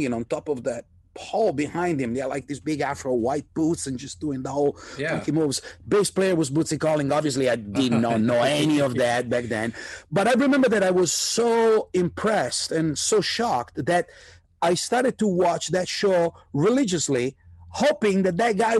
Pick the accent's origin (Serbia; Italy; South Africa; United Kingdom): Italy; also born or lived in New York, United States; now in Los Angeles, United States; I was raised in Italy, which was not, and is still not, a rock and roll country by any mean